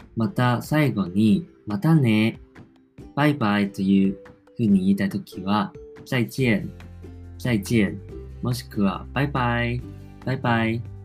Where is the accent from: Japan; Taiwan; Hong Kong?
Taiwan; accent: Taiwanese; first language Chinese; Japanese is a second language; 自分は台湾出身なので、もちろん、まあ、中国語も台湾なまりになってる